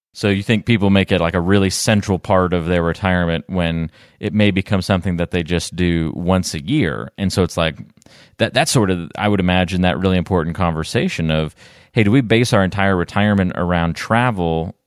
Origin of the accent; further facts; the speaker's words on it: North Carolina, United States; growing up in North Carolina, but having two New Jersey parents